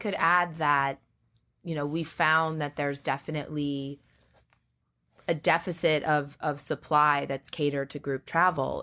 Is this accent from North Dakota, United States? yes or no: no; Great Neck, New York, United States; I grew up in Great Neck, Long Island